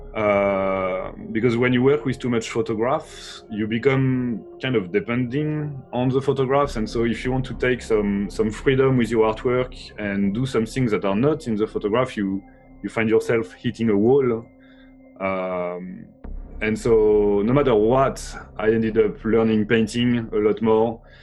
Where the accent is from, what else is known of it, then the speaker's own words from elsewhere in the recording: Brittany, France; I was born from um, uh, in in Brittany, which is a part of France